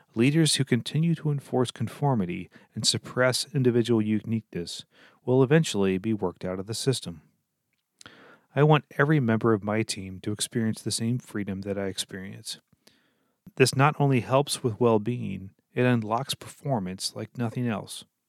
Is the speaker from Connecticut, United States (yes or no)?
no; Lancaster, Pennsylvania, United States; moved away as an adult; also born or lived in Minnesota; I grew up in Lancaster, Pennsylvania